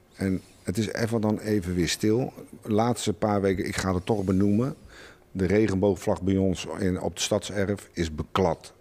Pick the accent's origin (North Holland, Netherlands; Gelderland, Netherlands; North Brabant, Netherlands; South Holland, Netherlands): South Holland, Netherlands; Schiedam; bij ons in Schiedam